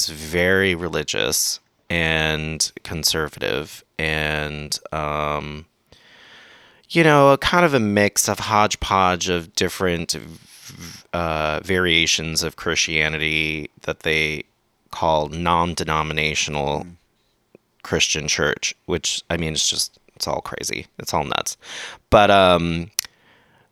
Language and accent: English; San Diego County, California, United States; also born or lived in Mission Valley, San Diego / North County, San Diego; now in Los Angeles, United States; I grew up in San Diego County.